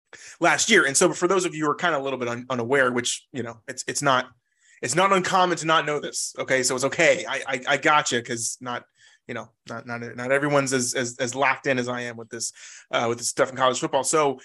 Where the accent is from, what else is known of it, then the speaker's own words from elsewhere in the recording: Virginia, United States; We're from Virginia. We grew up in here and we went to school, went to college everywhere. Everything's been in Virginia for us.